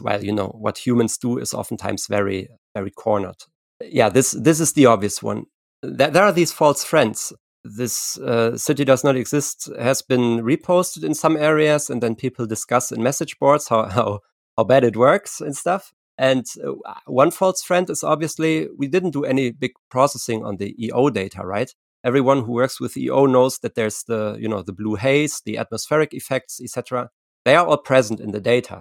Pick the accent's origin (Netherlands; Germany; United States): Germany; I'm from I'm from Germany.